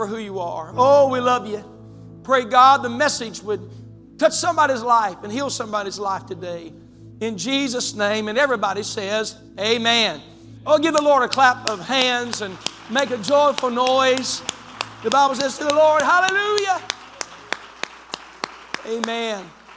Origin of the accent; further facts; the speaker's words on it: West Virginia, United States; moved away as an adult; now in Zanesville, United States; West Virginia